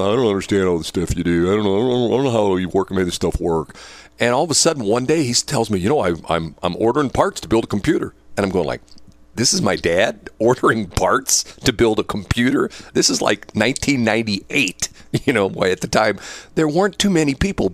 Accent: United States; I was born here in the United States.

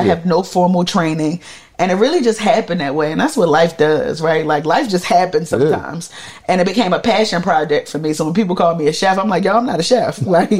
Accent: Jamaica; because I'm Jamaican, right? So like I didn't grow up eating that.

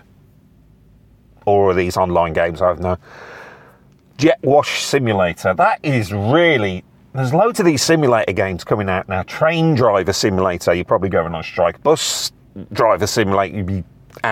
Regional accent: United Kingdom; I'm British.

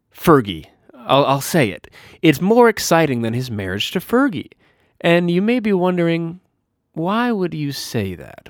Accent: Minot, North Dakota, United States; my hometown of Minot, North Dakota

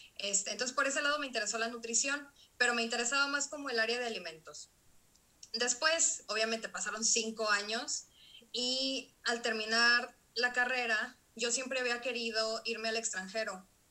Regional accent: Mexico; also born or lived in Monterrey; soy una mujer mexicana

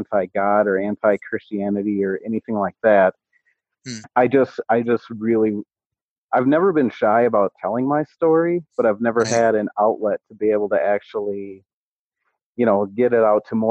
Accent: Menominee, United States; My dad went to the one that I grew up in Menominee

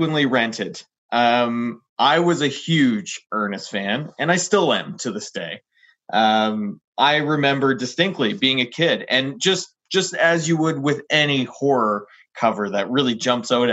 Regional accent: Halifax, Nova Scotia, Canada; also born or lived in Lower Sackville; growing up in Lower Sackville until I moved to Halifax when I was five

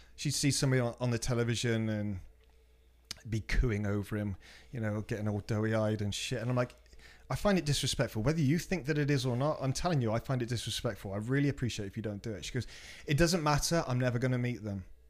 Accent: Cheltenham, South West England, United Kingdom; moved away; from my hometown, Cheltenham

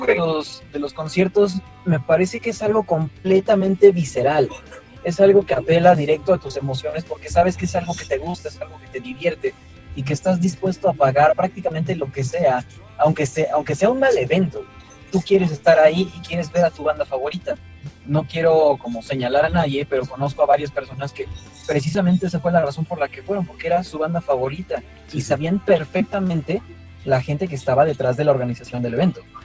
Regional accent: Mexico; los mexicanos somos muy tibios

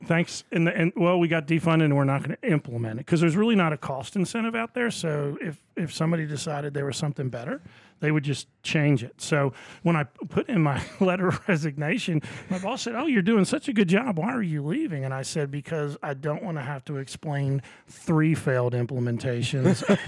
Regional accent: Wilmington, Delaware, United States; moved away as an adult; now in Augusta, United States; I grew up in Wilmington, Delaware

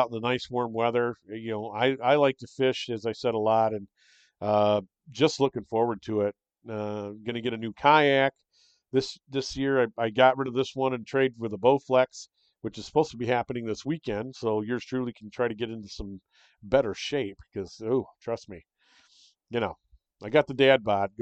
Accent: Michigan, United States; also born or lived in Florida; But I still love my home state. I'm still a Michigander. I always will be.

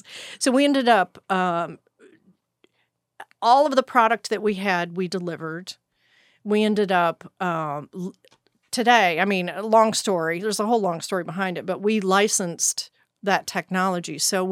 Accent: Texas, United States; I'm OG Texan.

